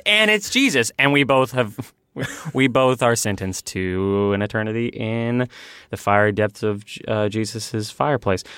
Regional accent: Texas, United States; moved away as an adult; now in Los Angeles, United States; I moved from my home state of Texas

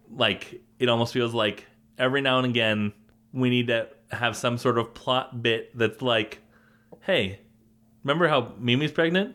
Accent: Colorado, United States; the grocery store that I grew up with in Colorado

